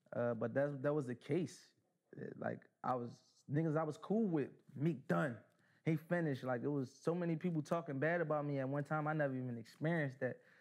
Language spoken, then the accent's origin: English; Philadelphia, Pennsylvania, United States; I'm from North Philly.